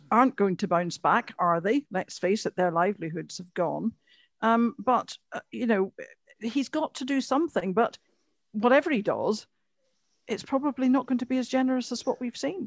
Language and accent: English; Antrim, Northern Ireland, United Kingdom; I'm from Antrim. Beautiful place.